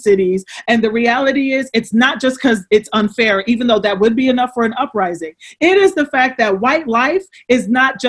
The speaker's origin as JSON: {"language": "English", "town": "Trenton", "region": "New Jersey", "country": "United States", "said": "I'm from Trenton."}